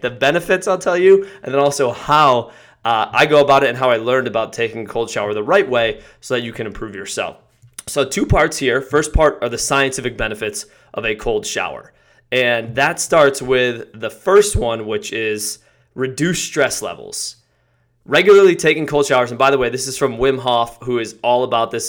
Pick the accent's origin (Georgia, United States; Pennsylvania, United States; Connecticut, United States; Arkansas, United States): Connecticut, United States; I grew up in Connecticut